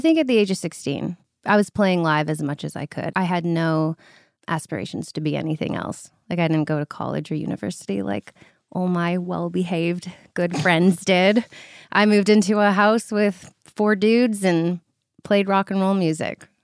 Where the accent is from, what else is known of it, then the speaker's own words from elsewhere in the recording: North Vancouver, British Columbia, Canada; I'm from North Vancouver, British Columbia